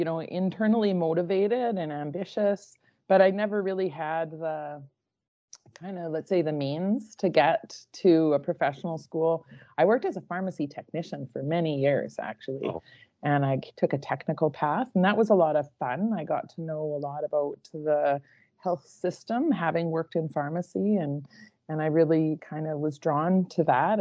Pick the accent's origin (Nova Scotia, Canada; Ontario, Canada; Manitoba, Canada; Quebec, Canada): Manitoba, Canada; Beausejour; moved away as an adult; also born or lived in Calgary / Prince George; now in Nanaimo, Canada; I'm a small town Manitoba girl, so just outside of Winnipeg, you know, about 5,000 population